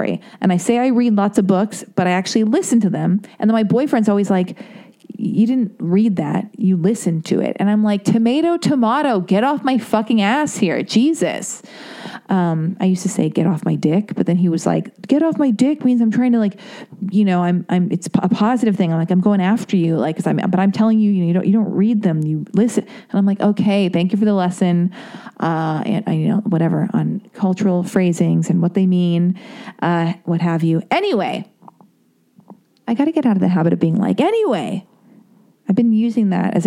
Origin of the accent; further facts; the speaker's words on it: Los Angeles, California, United States; I was born and raised in Laurel Canyon